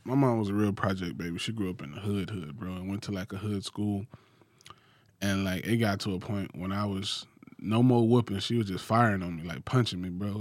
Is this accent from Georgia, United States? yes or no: yes; Macon, Georgia, United States; I grew up in Macon, Macon, Georgia